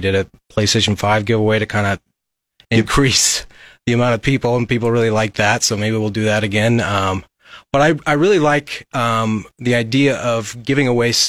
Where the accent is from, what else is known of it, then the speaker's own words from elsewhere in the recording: Lincoln, Nebraska, United States; Well, I'm born and raised in Lincoln. I went to LCS High School, graduated from the University of Nebraska Lincoln in economics.